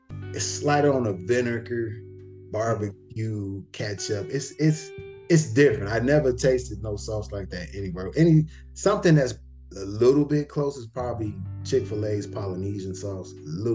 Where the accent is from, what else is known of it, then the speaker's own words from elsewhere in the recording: Chicago, Illinois, United States; moved away; I'm from Chicago.